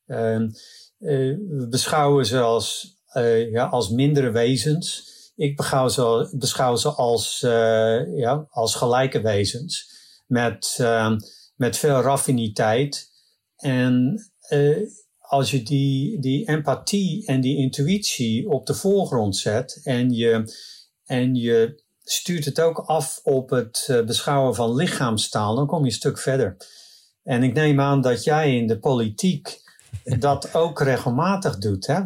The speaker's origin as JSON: {"language": "Dutch", "country": "Netherlands", "moved": "yes", "lives_now": "California, United States", "said": "ik voel me nog steeds in hart en ziel Nederlander"}